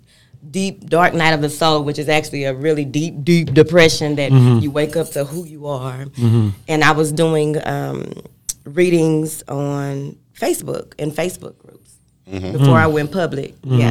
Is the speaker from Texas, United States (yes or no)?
yes; Dallas, Texas, United States; South Dallas, Texas.